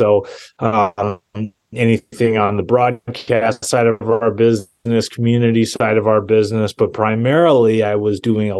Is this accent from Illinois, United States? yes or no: no; Minnesota, United States; I am a guy from Minnesota